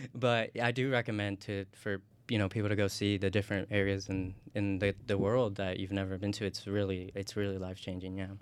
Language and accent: English; Indiana, United States; moved away as an adult; also born or lived in Tocoa, Colón, Honduras; now in Illinois, United States; grew up in Indiana, you know, went to um, primary school here and went through high school here